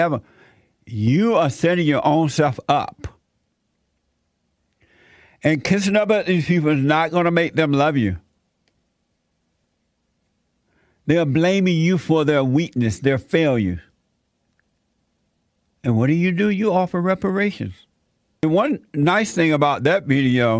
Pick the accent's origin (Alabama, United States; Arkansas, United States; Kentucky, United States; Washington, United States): Alabama, United States; now in Los Angeles, United States; when I was growing up in Alabama, Atlanta was like 2 hours away from where I lived growing up.